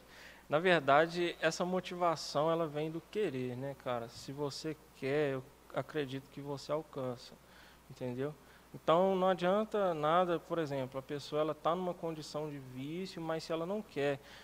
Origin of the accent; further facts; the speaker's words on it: Lagoa Santa, Minas Gerais, Brazil; also born or lived in Vespasiano; sou morador de Lagoa Santa desde que eu me entendo por gente. Na verdade, eu morava em Vespasiano, vim para cá com um ano de idade